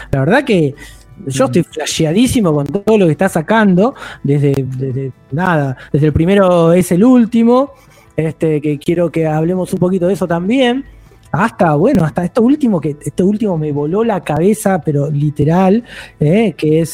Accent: Buenos Aires Province, Argentina; Soy del Conurba

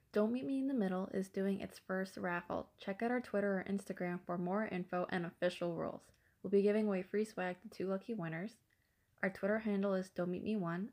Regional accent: South Korea; moved away; when I was growing up in Korea

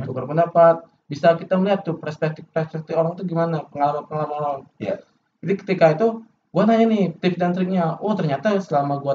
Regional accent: Palembang, South Sumatra, Indonesia; padahal kalau di daerahku ya di Palembang ya itu masuk UGM tuh kayak sesuatu yang prestis

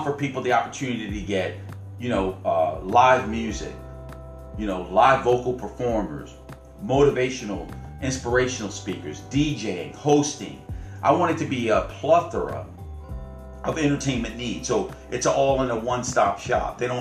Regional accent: Owings Mills, Maryland, United States; growing up in Owings Mills in the time we did

